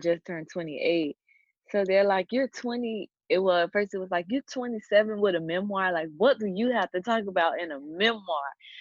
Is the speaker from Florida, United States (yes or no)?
yes; Miami, Florida, United States; born and raised in Miami, Florida. I still live in Miami, Florida. I've only ever lived in Florida my whole life.